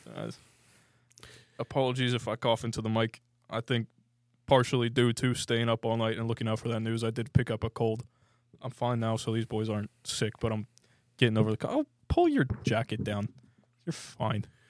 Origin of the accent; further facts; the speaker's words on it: United States; as an American